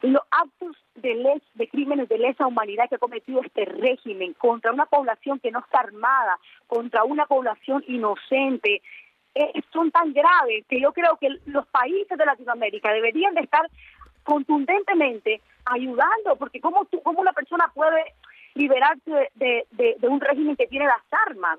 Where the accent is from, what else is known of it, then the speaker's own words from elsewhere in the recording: Nicaragua; moved away as an adult; now in United States; nací me crié en Nicaragua, yo tengo viviendo en Estados Unidos